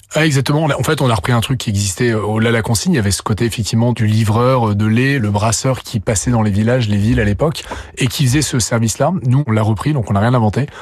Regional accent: Lille, Hauts-de-France, France; je suis Lillois

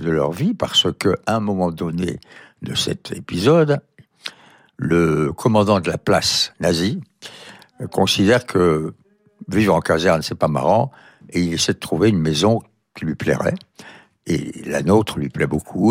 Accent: Montauban, Occitania, France; mon enfance à Montauban

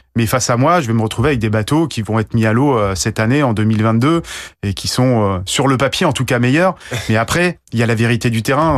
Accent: Guadeloupe; also born or lived in Briançon; je suis né dans les montagnes et j'ai fini par euh, grandir euh, en Guadeloupe

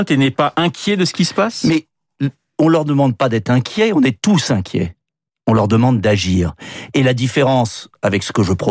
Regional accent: France; On est français avec une confession, pour certains, pour d'autres pas de confession.

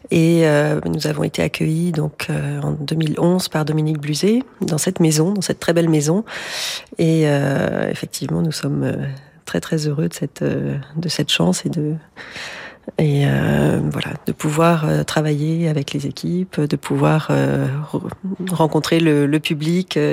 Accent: Marseille, Provence-Alpes-Côte d'Azur, France; grandi à Marseille. j'ai trahi pour Aix.

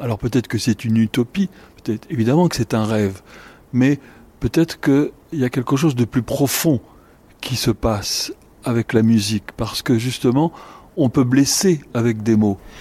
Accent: France; en tant que Français, un peu chez moi

